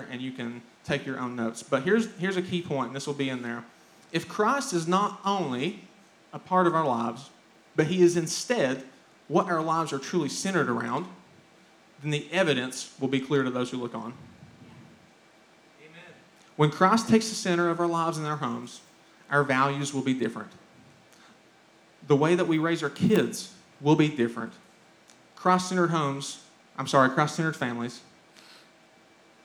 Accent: Pikeville, Kentucky, United States; growing up in Pikeville, about 25 miles down the road, in my early childhood, teenage years

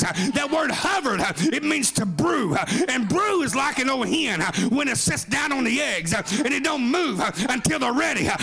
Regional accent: Oklahoma, United States; I'm from Oklahoma

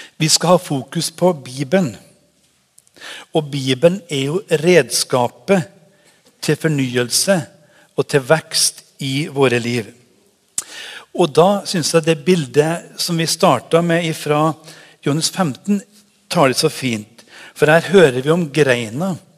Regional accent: Trøndelag, Norway; now in Haugesund, Norway; Jeg er trønder, men det er lenge siden jeg har bodd der oppe

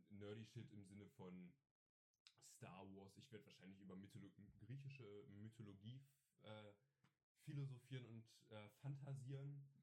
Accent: Saxony, Germany; Ich bin Sachse.

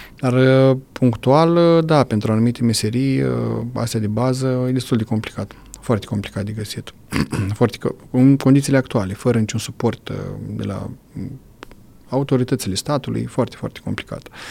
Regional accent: Romania; la noi în sat acolo

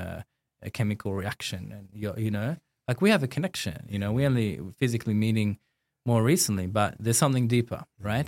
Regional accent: Sydney, New South Wales, Australia; I grew up in Sydney

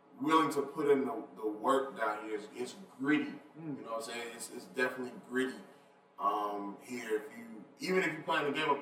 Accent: Atlanta, Georgia, United States; I'm glad I'm from here

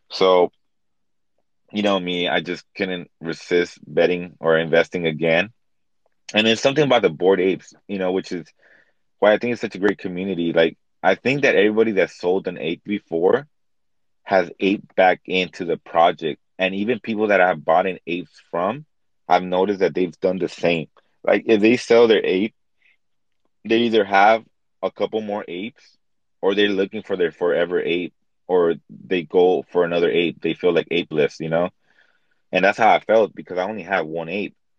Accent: Los Angeles, California, United States; I was born in East LA. I come from Mexican American. Um I'm I'm a, I'm a first generation Mexican American. So my parents um they come from Mexico.

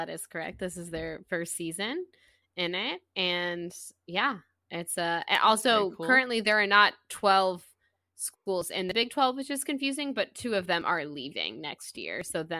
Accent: the South, United States; I'm from the South, so I can do it.

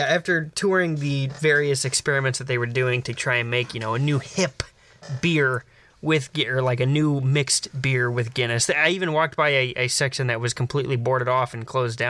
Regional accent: United States; even though I am American, I am of Irish heritage and descent.

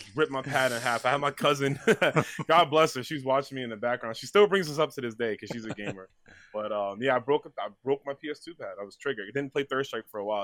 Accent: New York City, New York, United States; I was born in New York, uh, Brooklyn specifically

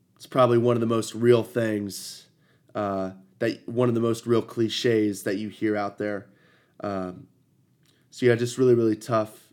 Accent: Ohio, United States; I'm from Ohio.

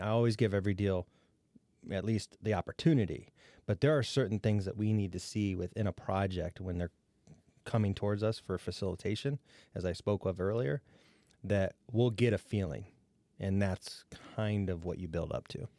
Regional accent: Defiance County, Ohio, United States; I grew up in Defiance County, and my first economic development job was in Defiance County, Ohio

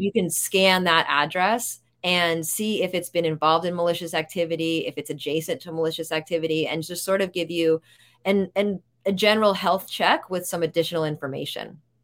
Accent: New York, United States; I'm a New Yorker

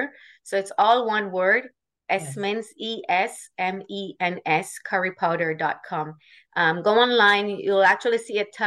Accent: Jamaica; growing up in Jamaica, and my grandmother, because they're being Indian, that's her culture

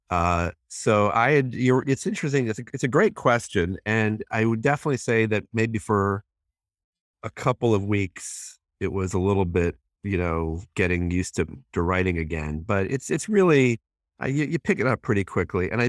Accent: Hong Kong; born there; You know, I was born in Hong Kong

